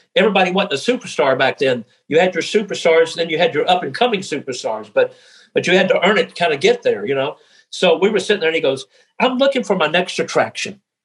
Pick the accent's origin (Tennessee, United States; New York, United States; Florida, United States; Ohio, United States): Tennessee, United States; Memphis; moved away as an adult; I came from Memphis, Tennessee.